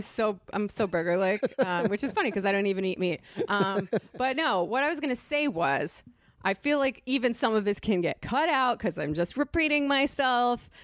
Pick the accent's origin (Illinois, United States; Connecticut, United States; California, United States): Connecticut, United States; moved away; I grew up in Connecticut, which is a bad place